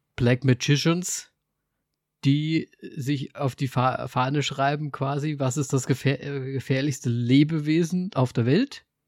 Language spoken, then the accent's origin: German; Austria; Bei uns in Österreich